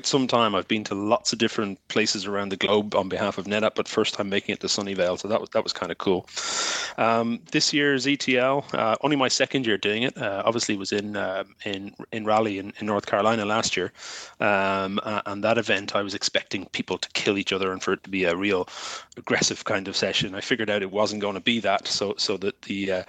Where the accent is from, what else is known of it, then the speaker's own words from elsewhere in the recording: Ireland; we're Irish